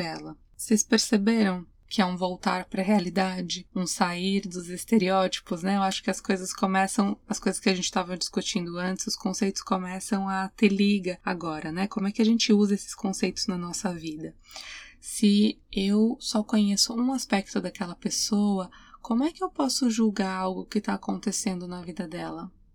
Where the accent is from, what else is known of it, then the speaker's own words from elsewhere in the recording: Brazil; moved away; sou mulher, eu sou imigrante, eu sou brasileira